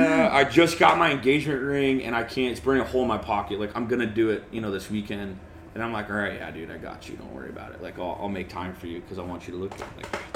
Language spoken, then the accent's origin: English; Nebraska, United States; I'm going to start surfing, I moved to Southern California. I'm from Nebraska.